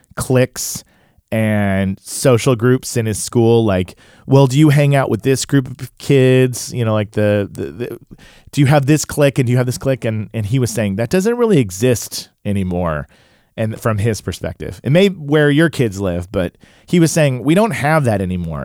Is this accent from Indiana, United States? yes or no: no; Tulsa, Oklahoma, United States; I grew up in Tulsa, Oklahoma, which was a predominantly white neighborhood and school